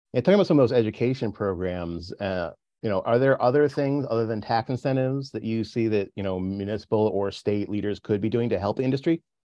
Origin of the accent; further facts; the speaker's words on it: New Milford, Connecticut, United States; I grew up in New Milford